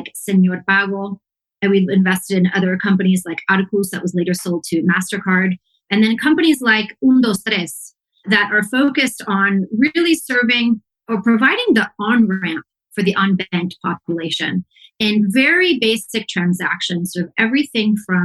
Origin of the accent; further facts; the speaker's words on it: Palo Alto, California, United States; moved away as an adult; now in Mexico City, Mexico; I grew up around Palo Alto